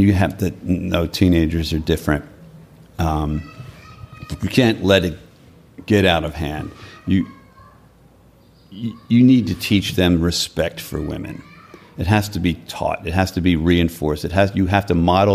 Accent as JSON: {"language": "English", "town": "Philadelphia", "region": "Pennsylvania", "country": "United States", "tie": "born or raised there", "said": "I grew up in Northeast Philadelphia, which was a working class Irish Catholic neighborhood."}